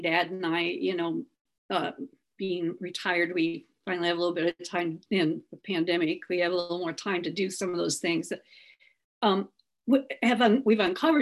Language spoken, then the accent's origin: English; Southern Missouri, United States; where I grew up in Southern Missouri